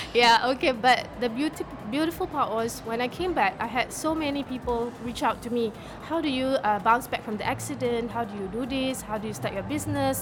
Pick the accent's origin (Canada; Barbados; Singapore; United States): Singapore; I'm from Singapore